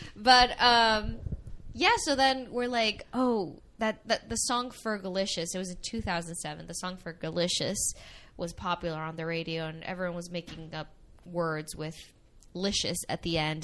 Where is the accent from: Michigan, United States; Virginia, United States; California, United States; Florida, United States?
Florida, United States; Miami; also born or lived in Venezuela; I was born in Venezuela. Um, I came to the I came to Miami when I was 7 years old